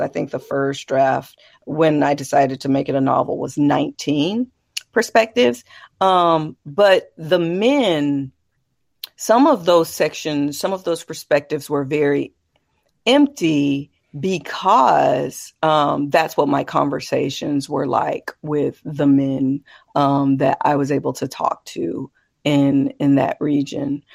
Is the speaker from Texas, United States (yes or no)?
yes; Texas, United States; as a Texan, as a woman